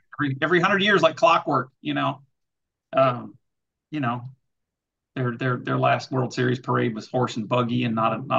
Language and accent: English; Houston, Texas, United States; I am a lifelong Cardinals fan who has grown up and lived his entire life in enemy country. I am in Houston, Texas, home of the now two-time world champion Houston Astros.